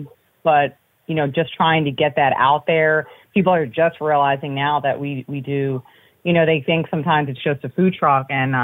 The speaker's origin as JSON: {"language": "English", "area": "near King of Prussia", "region": "Pennsylvania", "country": "United States", "said": "we're actually from Pennsylvania, kind of closer to the King of Prussia area."}